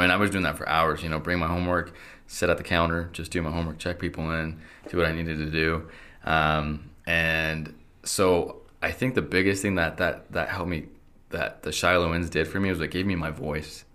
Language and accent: English; Idaho Falls, Idaho, United States; also born or lived in Querétaro, Mexico / Logan; I was born in Querétaro. Um, and we came here to Idaho Falls when I was two